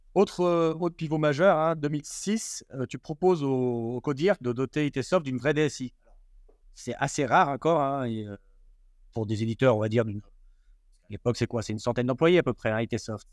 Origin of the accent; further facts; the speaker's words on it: Grenoble, Auvergne-Rhône-Alpes, France; moi je suis grenoblois